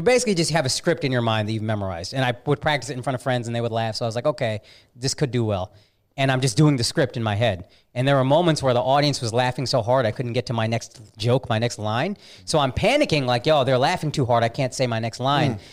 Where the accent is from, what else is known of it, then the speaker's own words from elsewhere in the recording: Plano, Texas, United States; moved away as an adult; also born or lived in Dallas, Texas / Frisco, Texas / New York City / Los Angeles; I'm born and raised here. In Dallas, yeah. Right. Baylor Hospital. And then I grew up in Plano in the suburbs